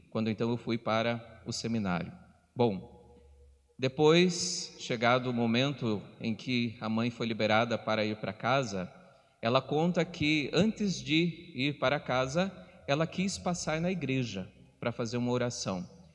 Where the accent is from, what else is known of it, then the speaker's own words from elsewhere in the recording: Telêmaco Borba, Paraná, Brazil; Sou natural da cidade de Telemaco Borba